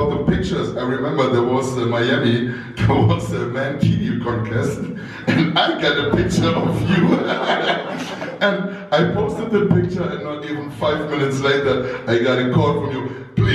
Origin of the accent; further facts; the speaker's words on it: Germany; moved away as an adult; I was a newbie from Germany, sitting on the big table, AVN, porn stars coming up and all this shit.